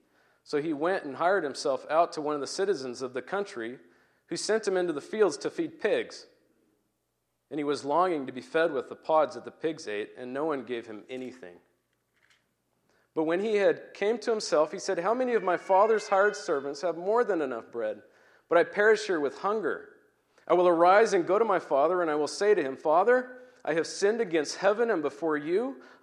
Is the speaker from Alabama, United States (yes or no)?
no; Puyallup, Washington, United States; This one happens to be a little bit closer to home. I'm from Puyallup, which is about an hour from here, and so I'm glad to be here.